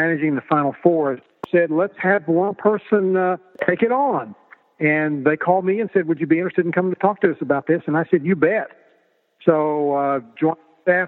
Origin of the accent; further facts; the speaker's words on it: Oklahoma, United States; grew up in a small town in Oklahoma where sports was number one on everybody's radar screen